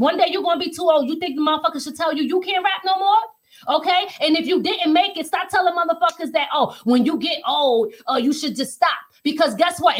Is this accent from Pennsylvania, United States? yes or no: yes; Philadelphia, Pennsylvania, United States; also born or lived in New York; now in Hudson Valley, New York, United States; I'm originally from Philly